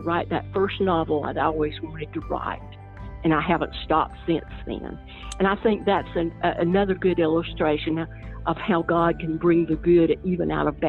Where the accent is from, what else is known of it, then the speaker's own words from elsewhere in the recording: Appalachia, United States; You know, I grew up, like I said, I grew up in the Appalachian Mountains, where there's an oral language of folk tales, you know, and telling stories.